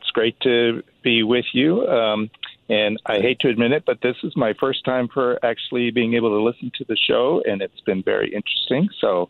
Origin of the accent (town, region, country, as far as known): New Richmond, Ohio, United States; born or raised there; now in Denton, United States